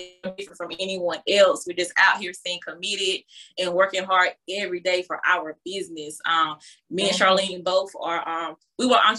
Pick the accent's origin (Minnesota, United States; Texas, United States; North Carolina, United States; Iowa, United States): North Carolina, United States; Duplin County; now in Fayetteville, United States; we both are small town girls. I'm from Worth, Duplin County, North Carolina, but I reside in Fayetteville